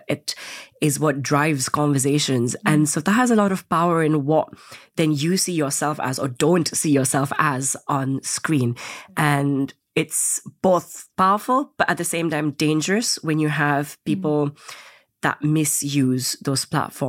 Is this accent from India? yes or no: yes; India; also born or lived in Indonesia; growing up in Indonesia and India, there weren't that many role models that I could look up